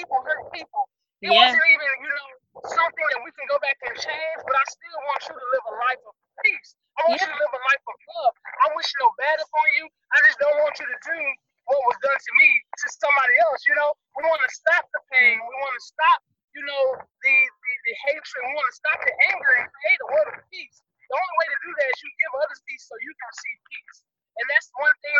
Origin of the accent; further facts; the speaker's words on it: Dallas, Texas, United States; moved away as an adult; now in Seattle, United States; I'm from Dallas, Texas, and I'm a Navy